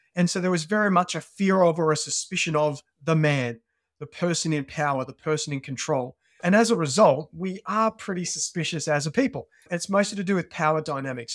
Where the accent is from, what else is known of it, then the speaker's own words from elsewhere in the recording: Australia; moved away as an adult; now in United Kingdom; When I was a teenager, I grew up in Australia, as, uh, you can probably pick from my, uh, from my accent.